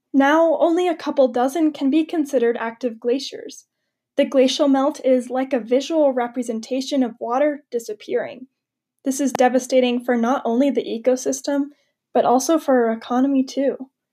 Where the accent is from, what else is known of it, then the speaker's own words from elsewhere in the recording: Montana, United States; Wildfires burn through Montana, my home state, every year.